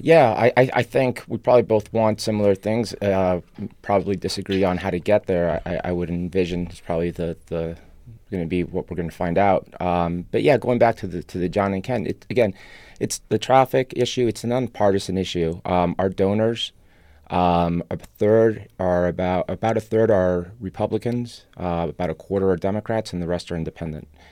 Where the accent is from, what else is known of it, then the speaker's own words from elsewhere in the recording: Buenos Aires, Argentina; first language Spanish; English is a second language; also born or lived in Europe / Chicago; now in Los Angeles, United States; I'm actually from Argentina, was born there. Uh, Spanish is my first language